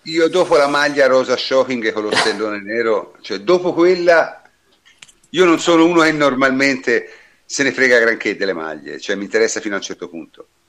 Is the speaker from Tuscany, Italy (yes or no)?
yes; Siena, Tuscany, Italy; sono di Siena quindi la conosco bene